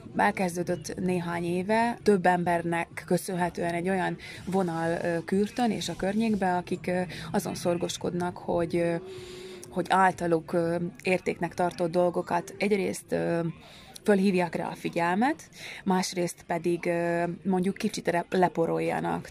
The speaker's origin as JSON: {"language": "Hungarian", "town": "Strekov", "region": "Nitra Region", "country": "Slovakia", "tie": "born or raised there", "said": "a szülőfalunkba"}